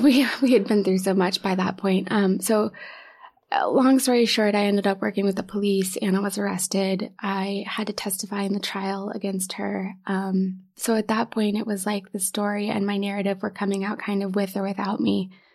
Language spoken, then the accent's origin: English; Knoxville, Tennessee, United States; moved away as an adult; also born or lived in Ohio; now in New York, United States; I'm originally from Knoxville, Tennessee.